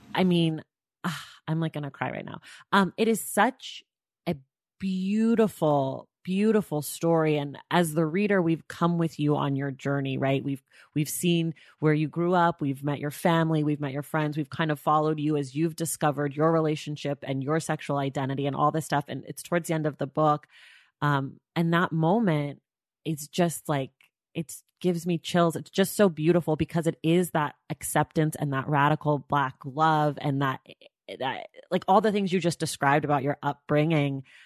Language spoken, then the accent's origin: English; Oakland, California, United States; I'm from Oakland, California.